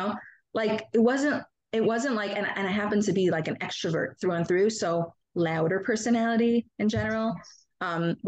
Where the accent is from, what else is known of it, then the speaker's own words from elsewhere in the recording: Monsey, New York, United States; I grew up in Muncie